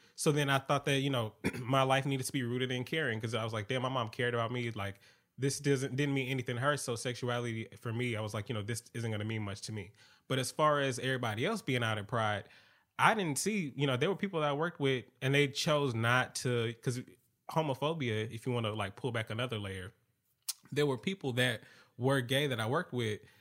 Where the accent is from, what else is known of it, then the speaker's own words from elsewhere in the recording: Atlanta, Georgia, United States; growing up in Atlanta